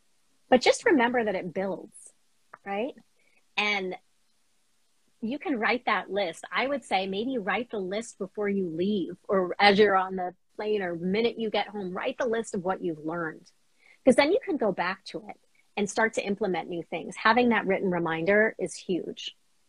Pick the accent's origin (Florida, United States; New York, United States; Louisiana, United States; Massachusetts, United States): Massachusetts, United States; Boston; So as a Bostonian, I love underground at Ink Block.